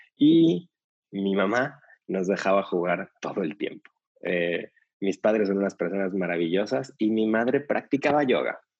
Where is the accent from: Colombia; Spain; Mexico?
Mexico; Mexico City; yo nací en la Ciudad de México